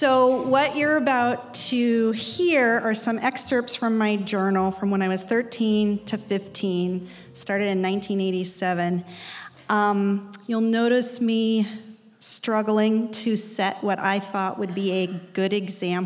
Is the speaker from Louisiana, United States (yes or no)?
no; Salt Lake City, Utah, United States; I grew up in Salt Lake City in a really devout